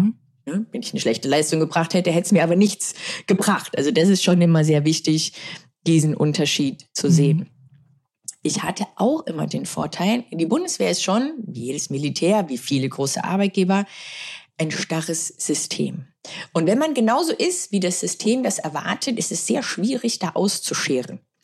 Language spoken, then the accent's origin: German; Germany; wir sind aus Deutschland zu zweit, Dr. Amelie Schönenwald und ich